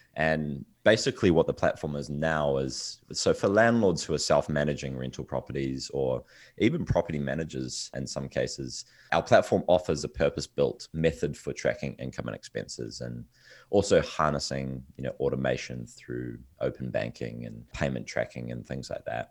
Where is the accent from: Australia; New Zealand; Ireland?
New Zealand; I'm originally from New Zealand, yes, at the bottom of the world. I'm miles away from, uh, from the U S. Um, but this is where I grew up